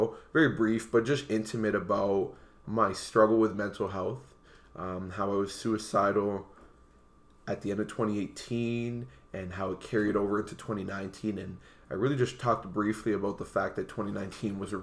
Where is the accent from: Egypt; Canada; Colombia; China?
Canada; Windsor, Ontario; also born or lived in Montreal / Ottawa; I was born in Montreal, and I was raised in Windsor, Ontario.